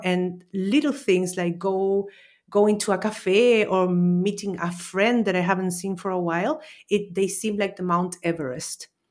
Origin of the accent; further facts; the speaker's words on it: Chile; also born or lived in Austria; now in Valencia, Spain; I'm originally from Chile, Austrian citizen, and I'm currently living in Valencia, Spain, for almost three years